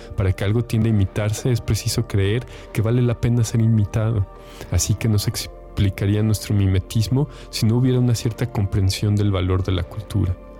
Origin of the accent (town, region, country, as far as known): Mexico